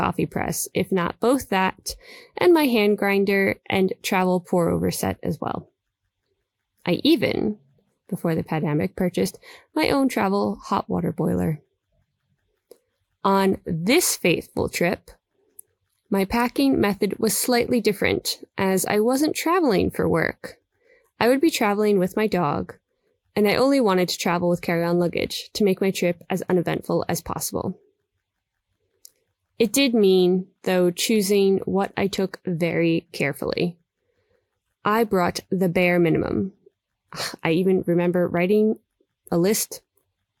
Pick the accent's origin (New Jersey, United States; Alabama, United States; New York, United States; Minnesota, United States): New York, United States; moved away; also born or lived in London; I'm from New York, and at the time, living in London